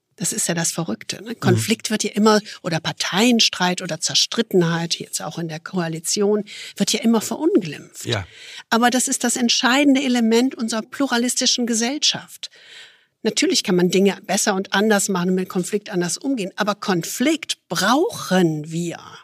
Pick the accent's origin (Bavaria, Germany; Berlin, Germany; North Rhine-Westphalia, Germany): North Rhine-Westphalia, Germany; Düsseldorf; Ich als Düsseldorferin